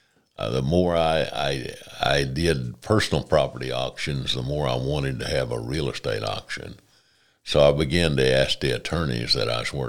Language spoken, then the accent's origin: English; Jay, Oklahoma, United States; also born or lived in Tulsa, Oklahoma; I grew up in Jay, Oklahoma, and my father was a farmer out east of town, raised on 300 acres with four other siblings